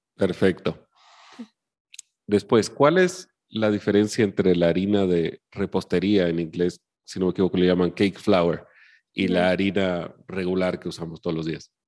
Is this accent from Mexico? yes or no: no; Chile; yo soy chileno de nacimiento